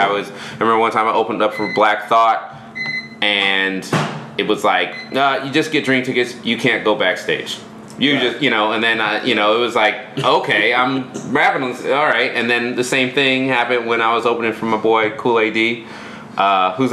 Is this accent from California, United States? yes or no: yes; Alameda, California, United States; I'm from Alameda.